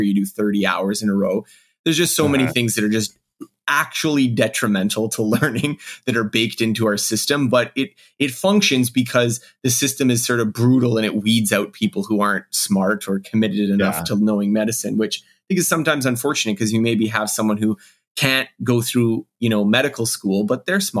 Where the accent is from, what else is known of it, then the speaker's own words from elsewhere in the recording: Canada; I am Canadian